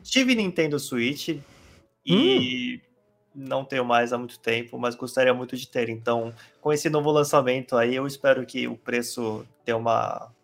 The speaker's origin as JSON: {"language": "Portuguese", "country": "South Korea", "tie": "born or raised there", "second_language": "Portuguese", "moved": "yes", "lives_now": "Brazil", "said": "eu sou coreano mesmo, eu nasci lá e eu nasci num lugar que era interiorzão"}